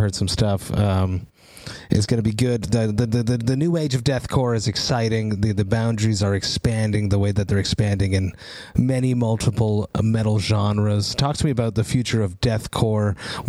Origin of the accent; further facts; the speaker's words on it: Montreal, Quebec, Canada; I'm from Montreal … hometown.